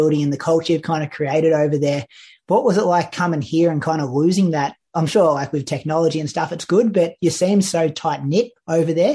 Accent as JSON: {"language": "English", "country": "Australia", "said": "as an Australian and someone who's so in this Australian bubble"}